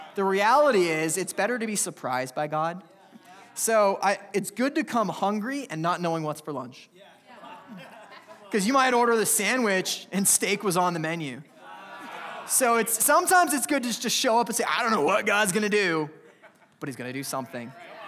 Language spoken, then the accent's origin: English; California, United States; I come from California where I wear t-shirts on Christmas.